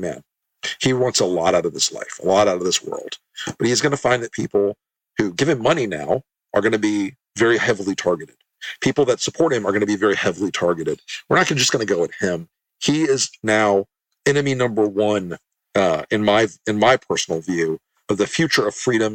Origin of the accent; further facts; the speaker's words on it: Tampa, Florida, United States; I grew up in Tampa, Florida